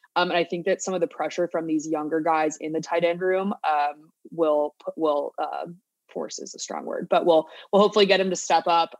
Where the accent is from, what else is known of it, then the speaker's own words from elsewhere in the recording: Virginia, United States; I'm from Virginia